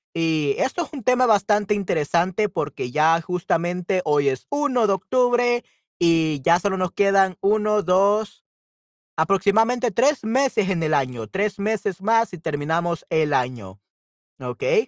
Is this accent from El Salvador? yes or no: yes; El Salvador; yo soy de El Salvador